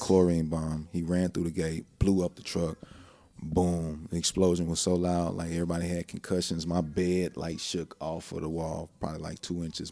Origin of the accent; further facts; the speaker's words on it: Houston, Texas, United States; also born or lived in Lake Charles, Louisiana / Tucson, Arizona / Iraq; I grew up in Clear Lake